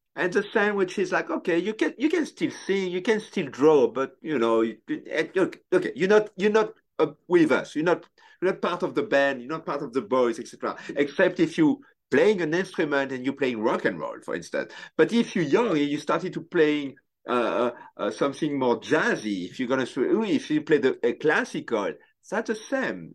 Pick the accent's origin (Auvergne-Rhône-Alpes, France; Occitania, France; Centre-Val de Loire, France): Centre-Val de Loire, France; Tours; English is a second language; moved away as an adult; also born or lived in Paris, France; now in United States; when I grew up in France